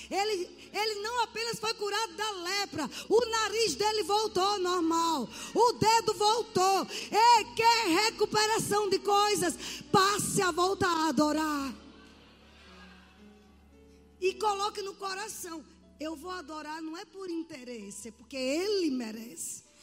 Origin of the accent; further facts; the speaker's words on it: Sergipe, Brazil; Desculpa, eu sou do Bom Final, Senhor é dos Passos, lá em Sergipe.